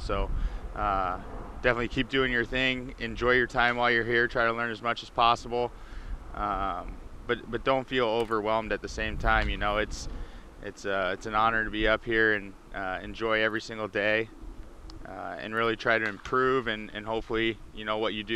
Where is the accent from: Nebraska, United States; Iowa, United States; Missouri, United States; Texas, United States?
Nebraska, United States; Omaha; also born or lived in Philadelphia; I'm from Omaha, Nebraska, so we didn't have a professional team in Omaha, or the closest one was Kansas City. So, but St. Louis being close to where I grew up